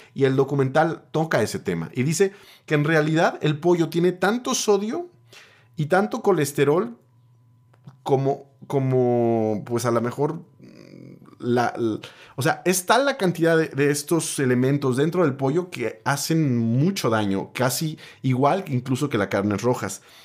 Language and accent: Spanish; Mexico; solo soy un mexicano